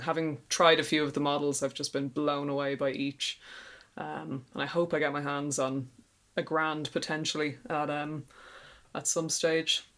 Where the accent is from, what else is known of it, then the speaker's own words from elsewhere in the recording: Ireland; accent: Irish; my handy Irish accent